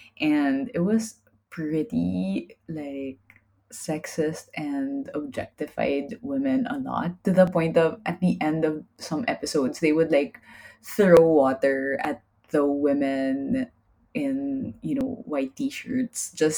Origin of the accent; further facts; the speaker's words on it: Manila, Metro Manila, Philippines; I was in Europe. I came from Manila. It's definitely more dangerous than Manila.